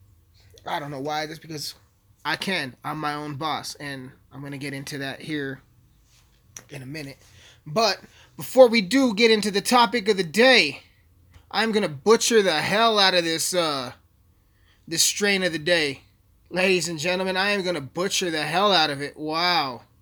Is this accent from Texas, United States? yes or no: no; Alamosa, Colorado, United States; I'm a hip-hop artist from Alamosa, Colorado, with a population of 10,000 people. 10,000 people in my hometown